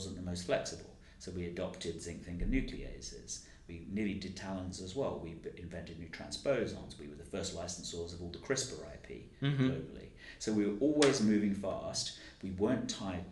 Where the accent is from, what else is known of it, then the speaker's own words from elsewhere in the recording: London, United Kingdom; growing up in the East End